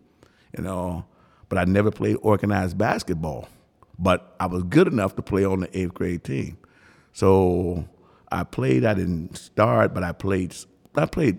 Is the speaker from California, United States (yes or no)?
no; Chicago, Illinois, United States; moved away as an adult; also born or lived in Mississippi; So stayed down there until I was about fifth grade, you know, but that was the best the best living of my life down there. Until I was about fifth grade, and all of a sudden I moved from from Mississippi to Chicago.